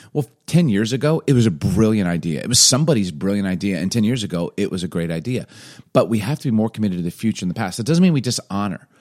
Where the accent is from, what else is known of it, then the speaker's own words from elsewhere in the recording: Chicago, Illinois, United States; moved away; also born or lived in Atlanta; I grew up in Chicago